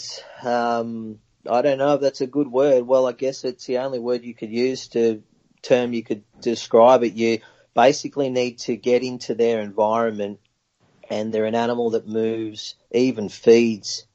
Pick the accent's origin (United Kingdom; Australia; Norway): Australia; I grew up in Samba country, in the high country